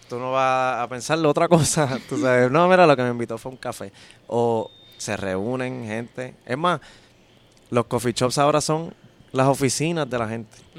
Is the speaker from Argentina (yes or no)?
no; Caguas, Puerto Rico; yo soy de Cagua